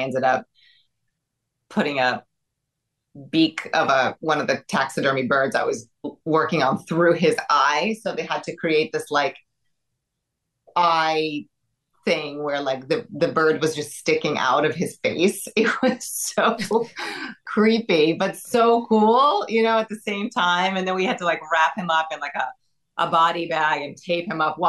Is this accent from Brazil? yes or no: yes; Brazil; I'm from Brazil.